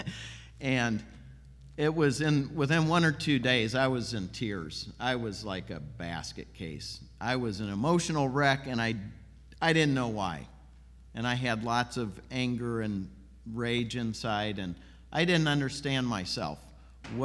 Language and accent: English; Peoria, Illinois, United States; I grew up in Peoria, Illinois